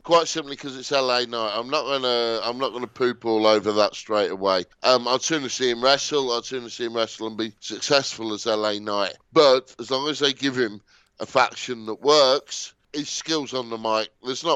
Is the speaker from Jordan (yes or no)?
no; United Kingdom; as a British wrestling fan